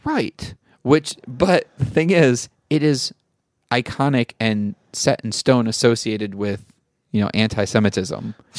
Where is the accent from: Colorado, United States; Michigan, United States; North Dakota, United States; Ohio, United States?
Michigan, United States; moved away; I grew up in Michigan.